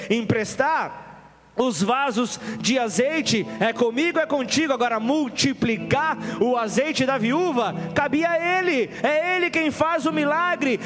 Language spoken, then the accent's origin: Portuguese; Brazil